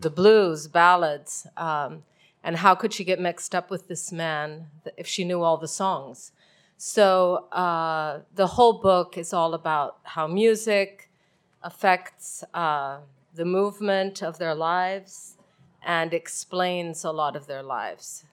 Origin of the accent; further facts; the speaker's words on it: Mexico; I'm from Mexico and that's where I live